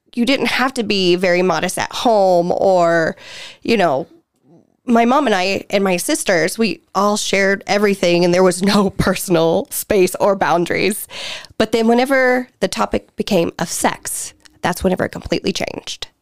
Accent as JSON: {"language": "English", "region": "the Bible Belt", "country": "United States", "tie": "born or raised there", "said": "born and raised in the Bible Belt"}